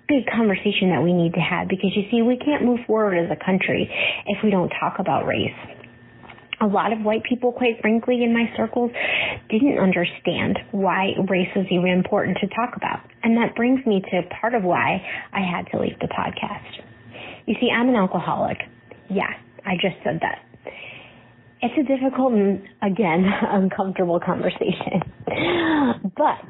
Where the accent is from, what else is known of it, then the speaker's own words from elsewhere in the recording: Cleveland, Ohio, United States; now in Norfolk, United States; I grew up in Cleveland, a suburb of Cleveland, Ohio